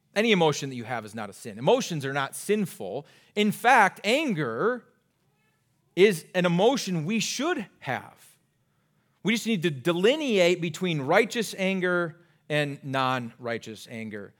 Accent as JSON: {"language": "English", "region": "Iowa", "country": "United States", "tie": "born or raised there", "moved": "as an adult", "lives_now": "Minnesota, United States", "said": "I grew up in Iowa"}